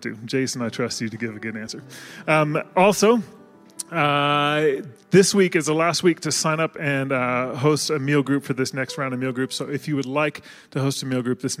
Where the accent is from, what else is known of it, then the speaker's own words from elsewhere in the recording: Washington, United States; now in Colorado, United States; I'm from Washington